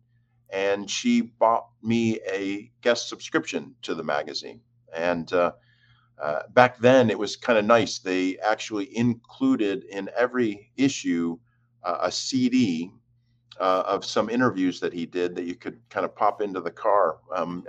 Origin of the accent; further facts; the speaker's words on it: Jamestown, New York, United States; moved away; I was born and raised in Jamestown, New York, which is in the far southwest